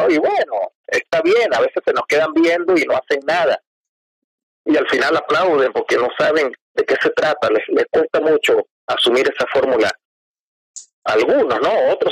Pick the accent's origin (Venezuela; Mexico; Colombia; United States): Venezuela; moved away as an adult; also born or lived in Córdoba, Argentina; now in Argentina; el bajista y la voz somos venezolanos.